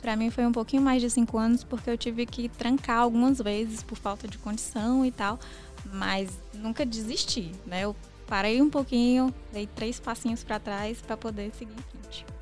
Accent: interior of Ceará, Brazil; eu sou do interior aqui do Ceará

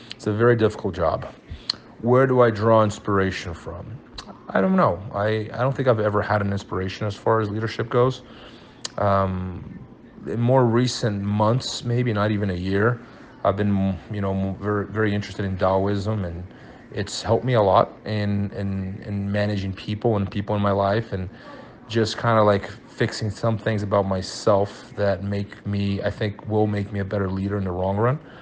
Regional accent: Brazil; now in United States; I moved to Brazil when I was five years old, and uh, I went to school in Brazil

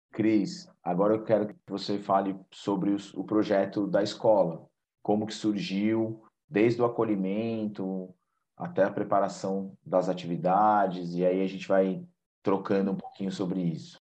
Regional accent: São Paulo, Brazil; Eu sou paulista, paulistano, minha filha e minha esposa também

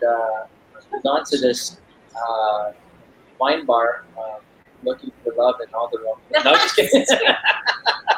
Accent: United States; also born or lived in Illinois / Davao; now in Philippines; I'm a Filipino American. My mom is from Illinois

